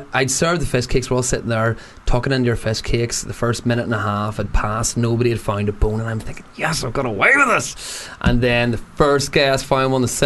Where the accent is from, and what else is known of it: Newcastle, North East England, United Kingdom; born or raised there